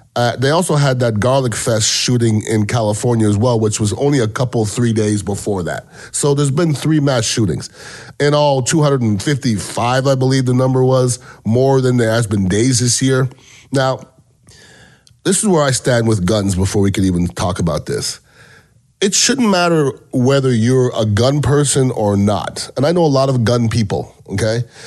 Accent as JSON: {"language": "English", "country": "Canada", "moved": "yes", "lives_now": "United States", "said": "I'm from Canada originally"}